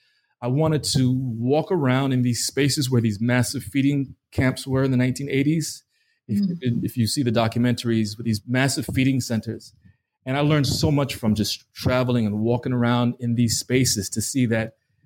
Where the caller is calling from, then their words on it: New York, United States; I'm calling from New York, and he's in Houston.